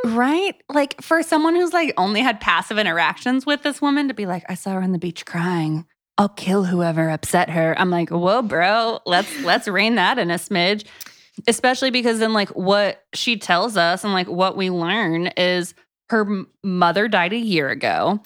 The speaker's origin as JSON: {"language": "English", "region": "Florida", "country": "United States", "also_born_or_lived": "Texas", "moved": "yes", "lives_now": "Tennessee, United States", "said": "I'm from Florida"}